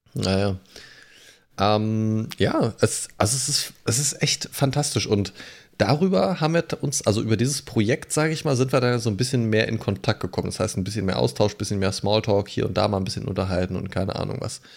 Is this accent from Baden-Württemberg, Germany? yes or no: no; Lower Saxony, Germany; moved away as an adult; Ich bin ja 2013 hierher gezogen aus einem anderen Bundesland. Ich komme ja ursprünglich aus Niedersachsen